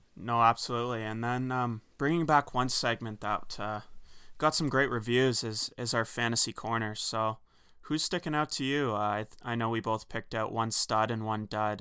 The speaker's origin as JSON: {"language": "English", "country": "Canada", "said": "as a Canadian"}